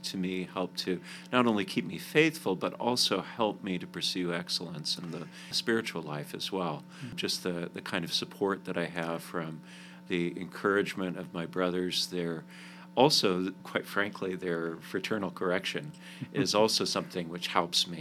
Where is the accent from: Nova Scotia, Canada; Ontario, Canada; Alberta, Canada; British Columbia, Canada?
Alberta, Canada; Calgary; moved away as an adult; also born or lived in Providence, Rhode Island / Nashville, Tennessee / Washington, D.C.; now in United States; I grew up in Canada, in the city of Calgary. I moved to the States in 2006